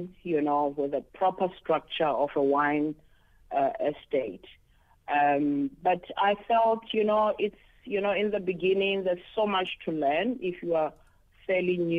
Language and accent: English; Johannesburg, Gauteng, South Africa; also born or lived in Carletonville; now in Cape Town, South Africa; born and bred in Johannesburg, Soweto. It's my hometown where I was born. But I partly also grew up in Carltonville, where my parents worked